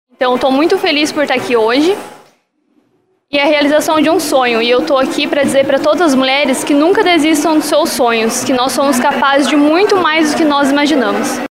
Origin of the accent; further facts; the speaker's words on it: Caçapava, São Paulo, Brazil; eu sou de Caçapava, São Paulo.